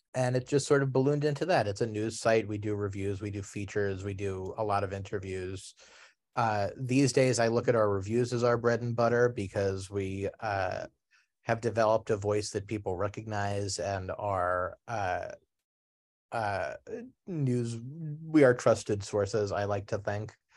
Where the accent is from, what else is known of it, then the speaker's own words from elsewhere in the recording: New York City, New York, United States; inner city New York City, where you know I grew up in in Queens